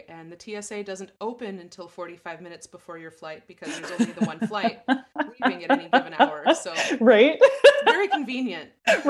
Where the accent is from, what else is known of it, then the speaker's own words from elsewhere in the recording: La Crosse, Wisconsin, United States; also born or lived in Kansas City; my partner ended up getting a job in La Crosse, Wisconsin, which is my hometown.